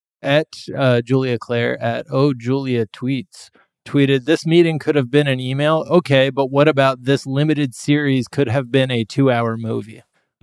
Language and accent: English; Dublin, Leinster, Ireland; I'm from Dublin.